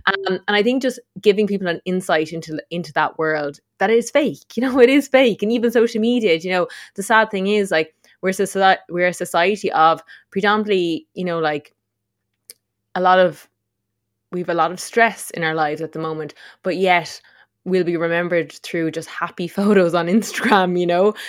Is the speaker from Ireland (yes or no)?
yes; Tipperary, Munster, Ireland; moved away as an adult; also born or lived in Dublin; we grew up on Steveland-Mon Mountain down in Tipperary